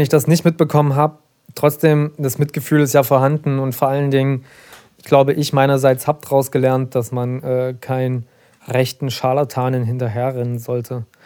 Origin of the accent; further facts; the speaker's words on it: Saxony, Germany; ich als Sachse